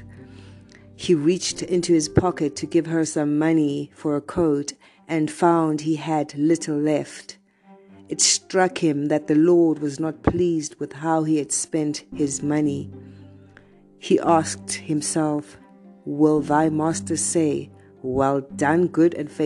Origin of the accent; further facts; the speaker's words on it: South Africa; I am from South Africa